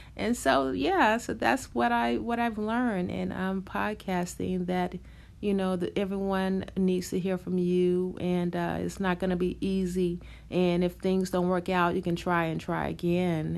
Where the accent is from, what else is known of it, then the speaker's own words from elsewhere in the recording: New York, United States; I'm from New York